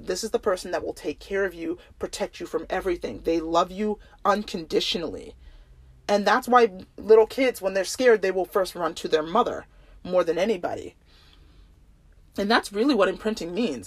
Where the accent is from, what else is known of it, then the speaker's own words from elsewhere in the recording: Oahu, Hawaii, United States; I grew up on Oahu.